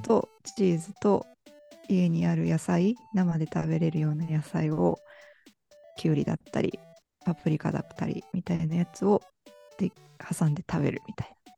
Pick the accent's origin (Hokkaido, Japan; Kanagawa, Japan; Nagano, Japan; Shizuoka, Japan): Nagano, Japan; Ueda; also born or lived in Matsumoto; 生まれは上田なんですよ。高校とかも上田だし